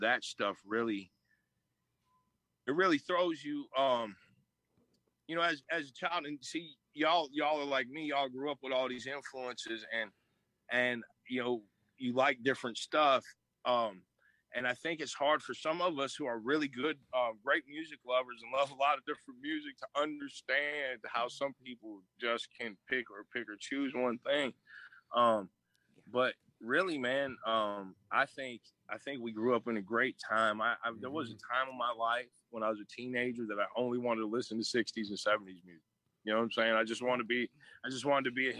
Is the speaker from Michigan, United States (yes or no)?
no; Chicago, Illinois, United States; I grew up in Chicago